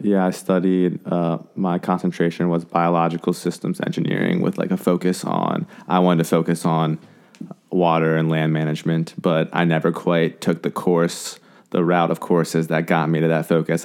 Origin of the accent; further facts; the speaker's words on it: Frederick, Maryland, United States; also born or lived in Blacksburg, Virginia / Thailand; I'm from Frederick, Maryland. We're in Frederick right now.